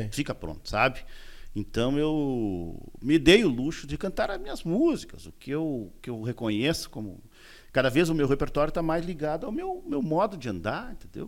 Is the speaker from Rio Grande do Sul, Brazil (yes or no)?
yes; Uruguaiana, Rio Grande do Sul, Brazil; moved away as an adult; now in Porto Alegre, Brazil; morei em Uruguaiana, que é a minha terra natal